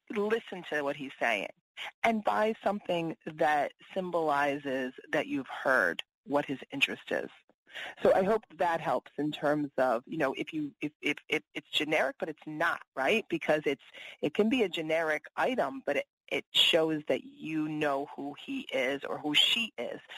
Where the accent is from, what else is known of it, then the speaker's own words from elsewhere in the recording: East Coast, United States; I'm from the East Coast